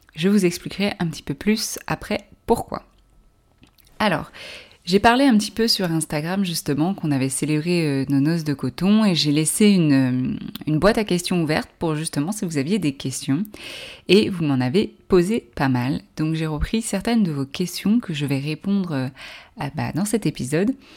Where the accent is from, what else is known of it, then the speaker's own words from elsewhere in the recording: France; Je suis française